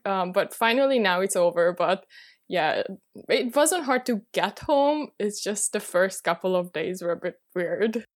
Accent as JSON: {"language": "English", "region": "Budapest", "country": "Hungary", "moved": "as an adult", "lives_now": "Paris, France", "said": "I'm originally from Budapest, Hungary, but I moved to Paris last year"}